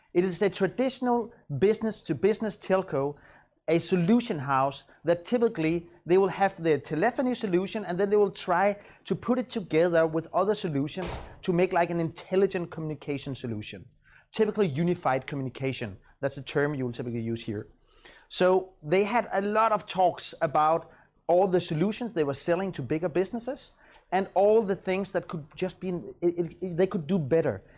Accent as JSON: {"language": "English", "town": "Copenhagen", "region": "Capital Region of Denmark", "country": "Denmark", "said": "I'm from Copenhagen."}